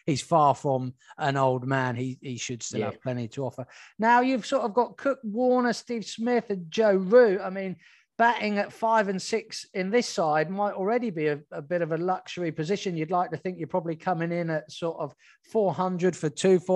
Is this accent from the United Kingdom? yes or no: yes; England, United Kingdom; as an Englishman